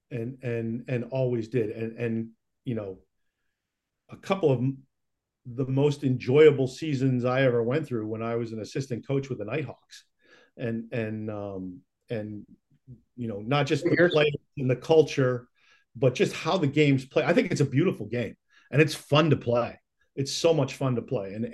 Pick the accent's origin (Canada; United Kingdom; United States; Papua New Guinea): United States; Rochester, New York; moved away; I played some growing up in Rochester.